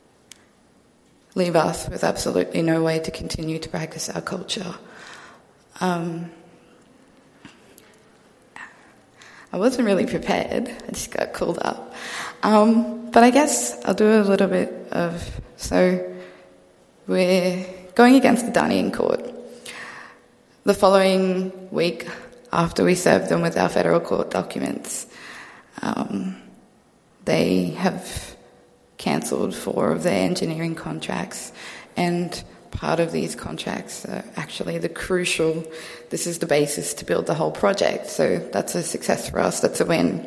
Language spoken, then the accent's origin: English; Central Queensland, Australia; moved away as an adult; I'm from Central Queensland. My whole life I've been raised on country, and it's only now that I'm at university that I live in the city